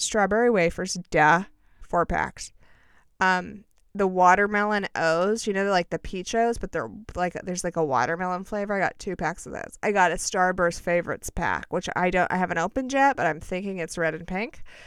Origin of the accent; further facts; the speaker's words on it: United States; just being an American